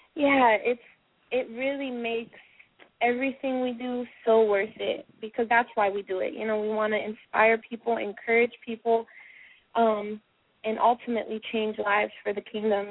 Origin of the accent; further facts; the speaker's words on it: Florida, United States; Florida spots, which is my home state.